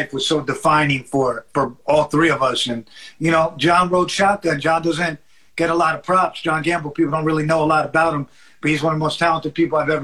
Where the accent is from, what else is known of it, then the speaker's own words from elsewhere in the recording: New York, United States; growing up in New York in the 70s on the Lower East Side and the 80s